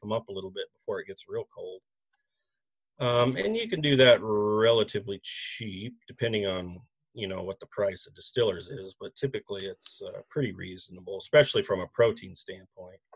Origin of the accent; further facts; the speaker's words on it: Nebraska, United States; now in Grand Rapids, Minnesota, United States; I am originally from Nebraska